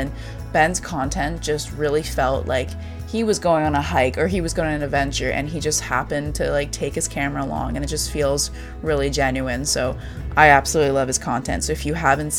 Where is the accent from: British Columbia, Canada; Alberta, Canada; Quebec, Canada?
British Columbia, Canada; Vancouver; I'm from Vancouver as well